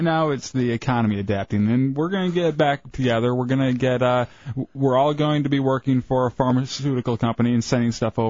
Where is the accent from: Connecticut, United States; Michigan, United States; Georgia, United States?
Michigan, United States; Fowlerville; now in Orlando, United States; In my hometown, Fowlerville, where I grew up, there were no black people. I think one or two Spanish people. Very, very little diversity in Fowlerville, Michigan. It's grown a little bit since I left.